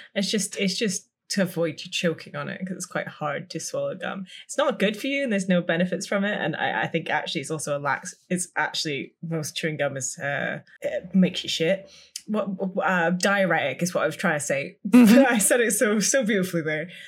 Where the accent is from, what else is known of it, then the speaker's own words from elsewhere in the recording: United Kingdom; We we are so British